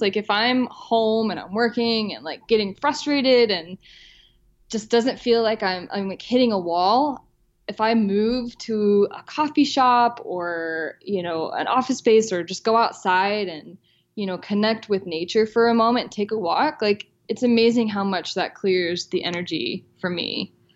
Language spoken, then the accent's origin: English; the South, United States; I grew up in the South